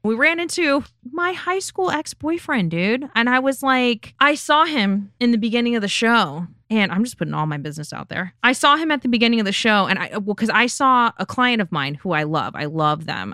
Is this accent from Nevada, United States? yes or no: yes; Las Vegas, Nevada, United States; I'm born and raised in Las Vegas